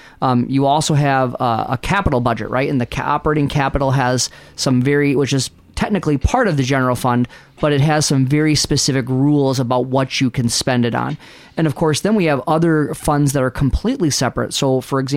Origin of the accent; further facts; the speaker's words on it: about 2 hours from Syracuse, New York, United States; now in Minnesota, United States; I grew up about maybe 2 hours from Syracuse